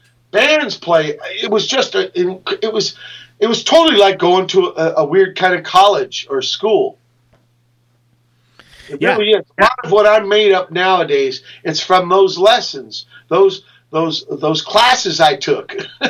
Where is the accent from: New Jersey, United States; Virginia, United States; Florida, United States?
Virginia, United States; You know, when I came from Virginia, all I knew was Pedro guys.